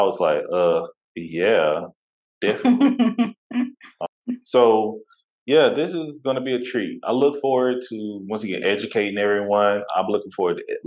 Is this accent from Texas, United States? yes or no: yes; Tyler, Texas, United States; also born or lived in Fort Worth, Texas; now in Houston, United States; raised East Texas